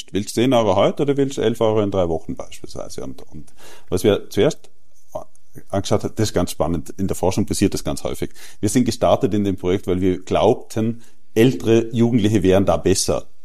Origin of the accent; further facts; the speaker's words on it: Austria; Ich weiß sehr gut, was du meinst, aber ich will jetzt als Österreicher nicht über die deutschen